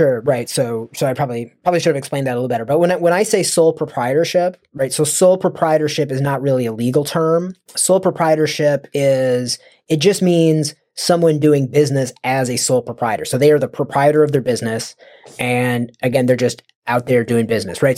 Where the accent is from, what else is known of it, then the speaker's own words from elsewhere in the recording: United States; I'm from the United States